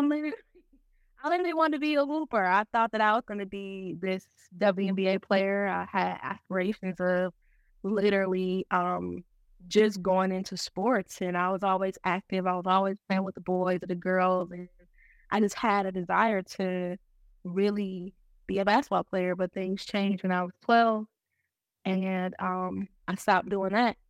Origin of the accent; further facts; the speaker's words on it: Milwaukee, Wisconsin, United States; now in Norfolk, United States; I'm from Milwaukee, Wisconsin. I don't currently live in Milwaukee. Um, I actually reside in Norfolk, Virginia